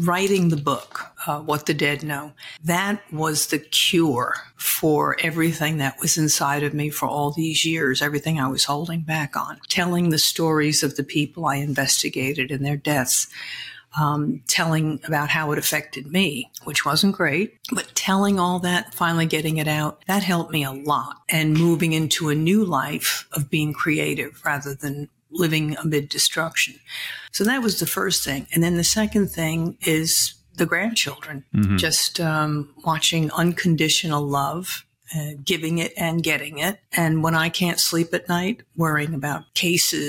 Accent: Massapequa Park, New York, United States; also born or lived in Brooklyn, New York; I'm from Brooklyn, raised on Long Island in a very nice little town

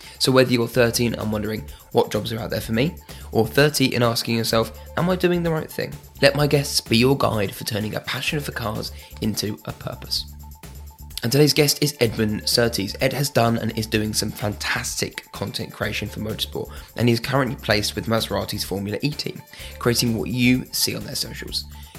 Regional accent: United Kingdom; I know it's hard because we're British and talking about ourselves is hard

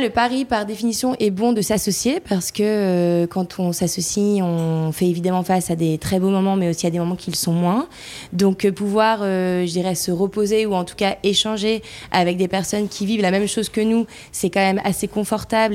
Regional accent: the North, north of France, France; on vient du Nord

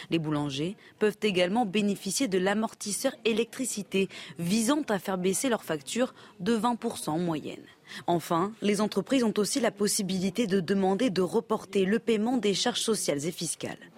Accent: Belgium; Moi, je suis belge et c'est 67 ans l'âge de la retraite.

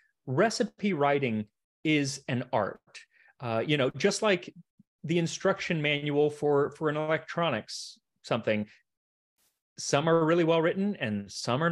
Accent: United States; I'm an American

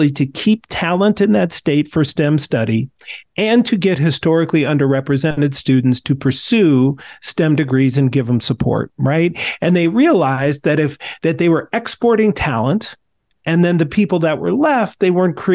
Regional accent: Minnesota, United States; being a Minnesotan

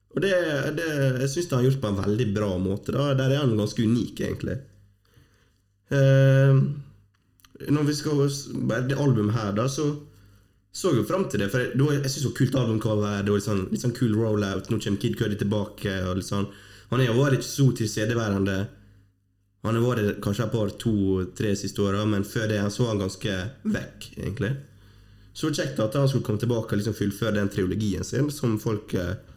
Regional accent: Fosnavåg, Møre og Romsdal, Norway; moved away; Det er ikke så ofte jeg er hjemme i Vågen

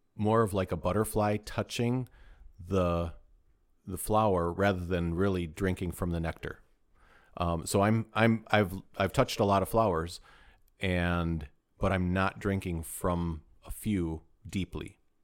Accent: United States; we're American

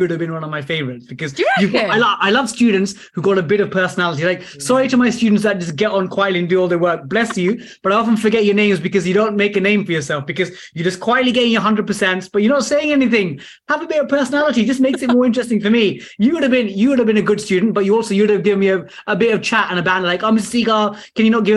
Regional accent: London, United Kingdom; I'm from East Ham in the London Borough of Newham.

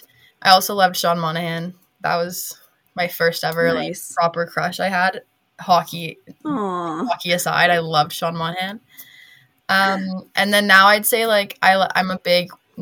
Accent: Calgary, Alberta, Canada; the Calgary is my hometown team here.

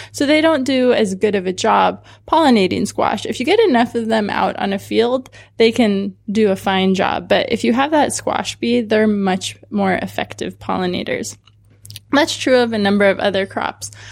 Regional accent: Southern California, United States; also born or lived in Santa Cruz; I grew up in Southern California

